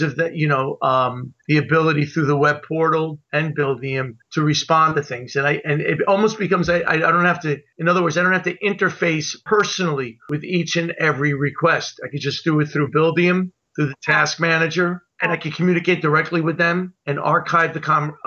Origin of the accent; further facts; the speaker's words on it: New York, United States; now in Milford, United States; growing up in New York, at one point I was trying to be an actor in New York